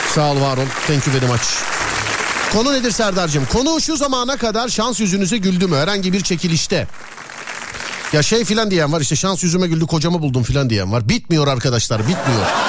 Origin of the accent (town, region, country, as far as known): Denizli, Turkey